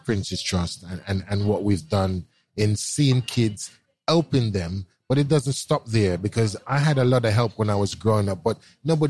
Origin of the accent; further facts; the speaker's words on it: London, United Kingdom; when I was growing up in Brixton as a young boy